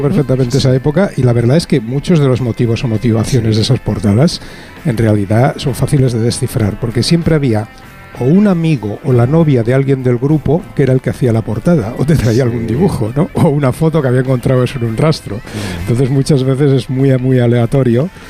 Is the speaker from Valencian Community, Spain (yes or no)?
no; Catalonia, Spain; como buen catalán